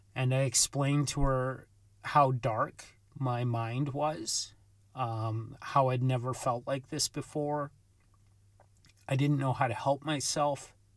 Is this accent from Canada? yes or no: yes; Vancouver, British Columbia, Canada; my experience growing up in Vancouver